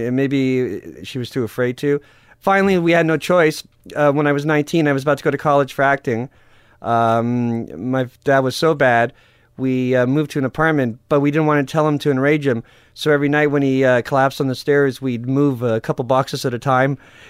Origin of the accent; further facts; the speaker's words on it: Canada; But I am Canadian.